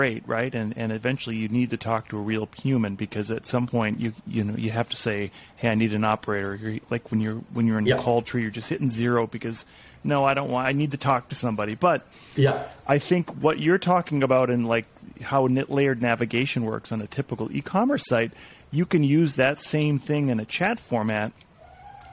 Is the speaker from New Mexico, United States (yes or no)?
no; Montana, United States; I'm from Montana